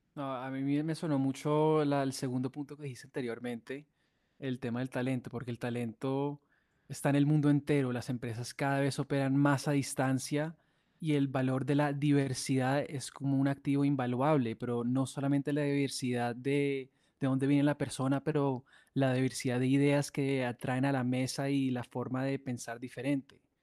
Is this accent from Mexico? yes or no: no; Colombia; siendo colombiano